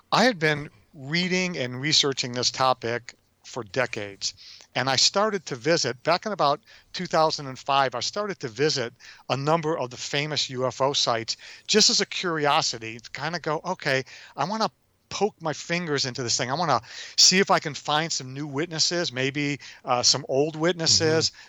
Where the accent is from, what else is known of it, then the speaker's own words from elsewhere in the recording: Detroit, Michigan, United States; I'm a kid from Detroit